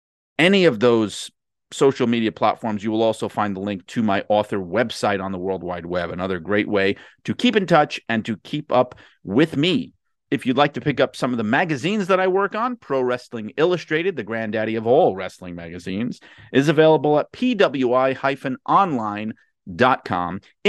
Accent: Midwest, United States; kind of growing up in the Midwest as a fan, as a wrestler.

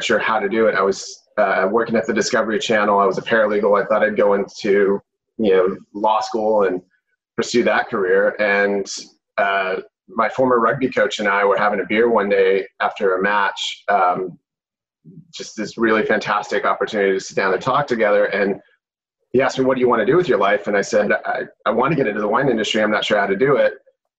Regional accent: Arizona, United States; moved away as an adult; also born or lived in Washington, District of Columbia, United States; now in Napa Valley, United States; I'm originally from Arizona. Family's from Texas. I went to school in DC and lived out there for years.

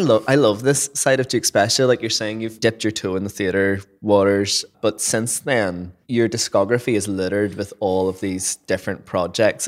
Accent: Lisburn, Northern Ireland, United Kingdom; accent: Northern Irish; Lisburn, which is my hometown

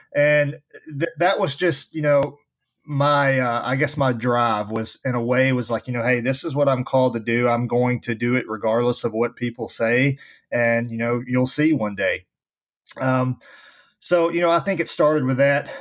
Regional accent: Nashville, Tennessee, United States; I was born and raised here in Nashville, Tennessee

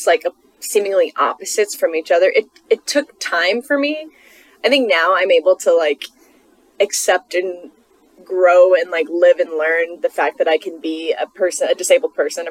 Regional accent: United States; I'm an American person

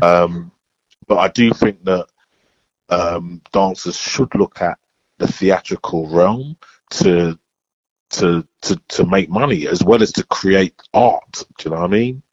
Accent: London, United Kingdom; I'm from Bow

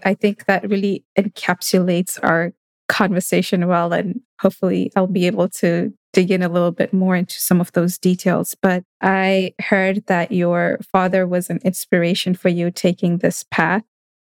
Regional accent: Kenya; I'm from Kenya, but I haven't had a chance to see the migration.

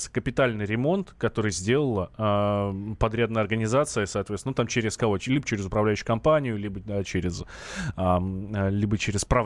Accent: Moscow, Russia; Я, например, э, хоть я и москвич, да, там всю

